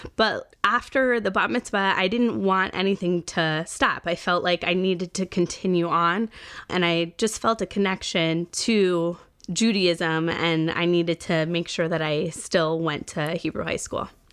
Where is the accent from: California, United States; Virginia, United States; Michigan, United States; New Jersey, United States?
New Jersey, United States; Rockaway; I was born in Rockaway, New Jersey